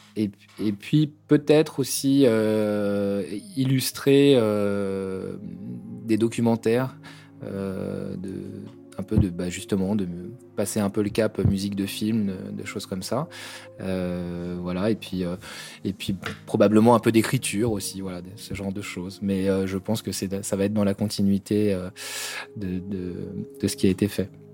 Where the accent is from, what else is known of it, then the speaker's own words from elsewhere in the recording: Brittany, France; now in Kathmandu, Nepal; je suis breton